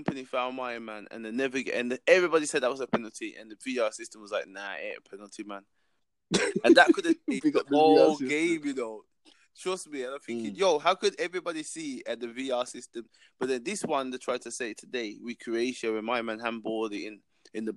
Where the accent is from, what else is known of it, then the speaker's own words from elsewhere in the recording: England, United Kingdom; I'm from England, because I'm born here